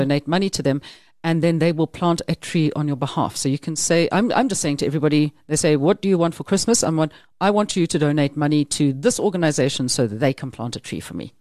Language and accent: English; South Africa